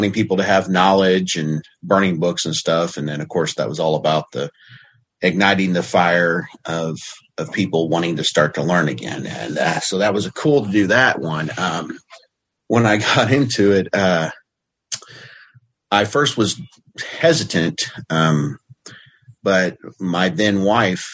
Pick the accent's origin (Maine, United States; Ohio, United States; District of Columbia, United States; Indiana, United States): Indiana, United States; Southern; moved away as an adult; now in Oklahoma, United States; I was born and raised in Southern Indiana